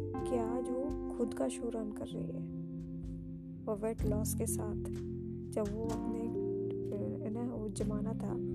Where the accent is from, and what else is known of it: India